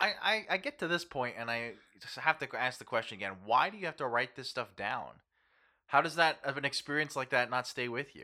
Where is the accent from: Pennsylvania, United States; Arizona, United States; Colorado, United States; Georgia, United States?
Pennsylvania, United States; moved away; also born or lived in Philadelphia; I'm from Pennsylvania